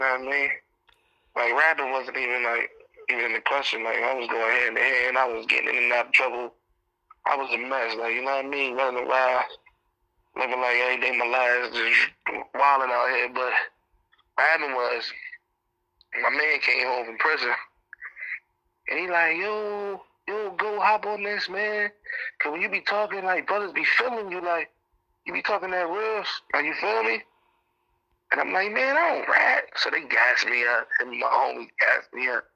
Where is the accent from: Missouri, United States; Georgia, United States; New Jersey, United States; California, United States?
New Jersey, United States; Camden; I'm originally from Canton, New Jersey, one of the roughest cities in America